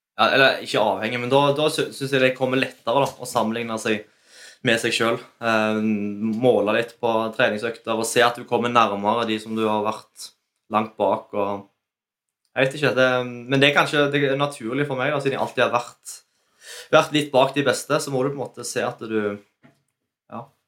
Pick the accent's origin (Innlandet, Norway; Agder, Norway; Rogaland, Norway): Rogaland, Norway; Ålgård; vi kommer fra Ålgård